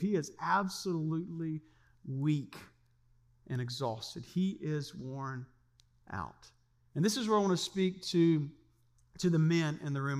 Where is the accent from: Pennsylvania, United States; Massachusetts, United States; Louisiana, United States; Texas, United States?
Louisiana, United States; now in Siegen, Germany; I grew up in Louisiana